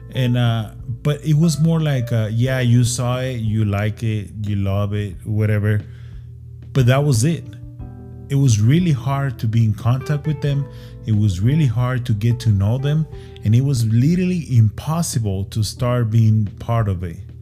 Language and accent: English; Ciudad Juarez, Chihuahua, Mexico; I'm from Juarez